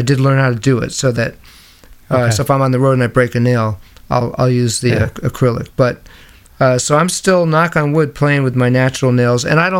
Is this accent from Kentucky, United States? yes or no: no; New York, United States; growing up in New York, there were all these amazing movie houses and vintage movie houses